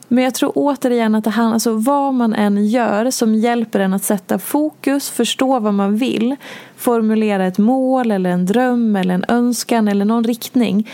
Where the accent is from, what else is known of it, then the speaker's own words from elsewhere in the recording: Dalarna County, Sweden; där jag är ifrån i Dalarna